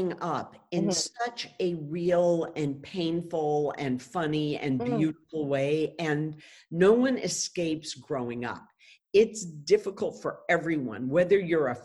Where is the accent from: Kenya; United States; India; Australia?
United States; moved away; also born or lived in Japan; I'm an American